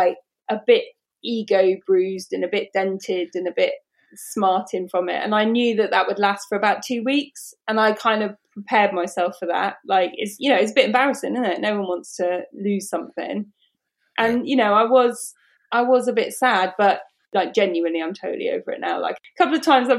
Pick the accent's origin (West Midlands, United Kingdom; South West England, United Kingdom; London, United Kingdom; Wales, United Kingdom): South West England, United Kingdom; Bristol; We're both from Bristol